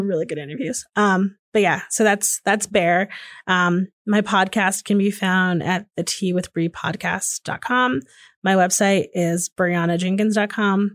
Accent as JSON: {"language": "English", "town": "Hamden", "region": "Connecticut", "country": "United States", "tie": "born or raised there", "moved": "as an adult", "lives_now": "Austin, United States", "said": "I grew up in Hamden, Connecticut, which is just outside New Haven, Connecticut"}